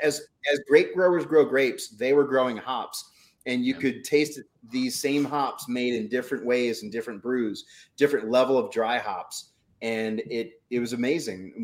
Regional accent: New Orleans, Louisiana, United States; also born or lived in San Diego; now in Upper Valley, Vermont, United States; I'm from New Orleans.

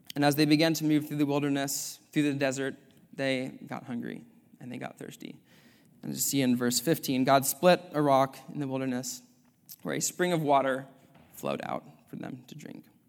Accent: Sacramento, California, United States; moved away as an adult; now in Culver City, United States; I'm from Sacramento, California

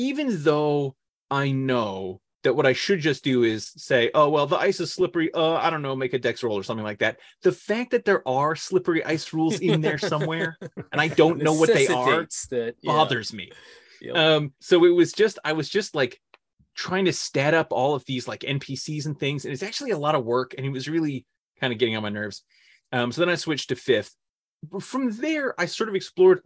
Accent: Northern California, United States; moved away; I grew up in California

